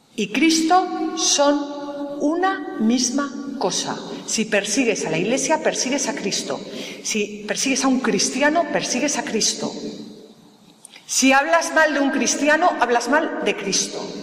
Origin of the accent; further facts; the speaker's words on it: Galicia, Spain; now in Madrid, Spain; soy gallega